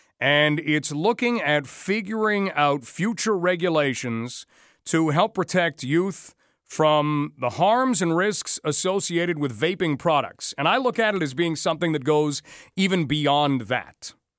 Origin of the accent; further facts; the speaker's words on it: Canada; Don't worry. We are Canadian. And we are determined to remain that way.